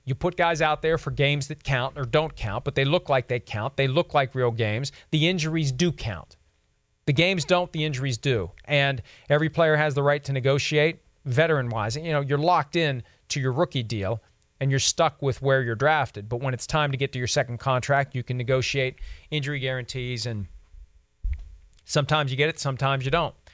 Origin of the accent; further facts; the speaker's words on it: Steelers territory, Pennsylvania, United States; growing up in Steelers territory